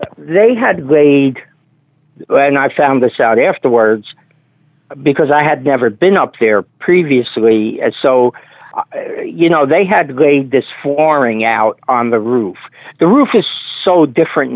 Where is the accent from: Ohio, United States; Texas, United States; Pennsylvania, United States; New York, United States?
New York, United States; New York City; I grew up in New York City